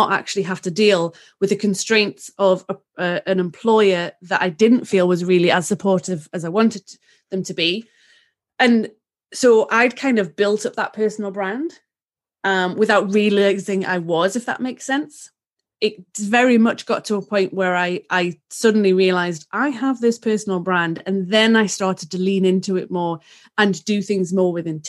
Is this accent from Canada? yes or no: no; England, United Kingdom; literally, I'm the English cousin of the Kardashians.